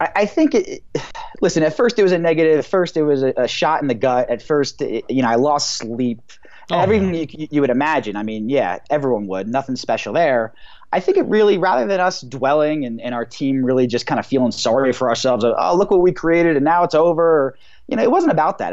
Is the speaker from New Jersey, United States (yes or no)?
yes; New Jersey, United States; now in Denver, United States; I grew up in New Jersey, the New York City area